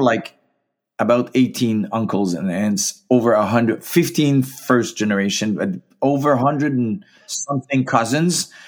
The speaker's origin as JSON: {"language": "English", "area": "Gaspésie", "region": "Quebec", "country": "Canada", "also_born_or_lived": "Saskatchewan", "moved": "yes", "said": "I am from the Maritimes, from, uh, Gaspé Zy"}